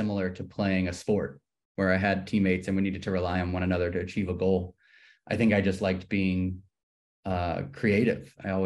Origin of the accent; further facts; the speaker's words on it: New Orleans, Louisiana, United States; moved away as an adult; also born or lived in New York / Los Angeles; I grew up here in New Orleans.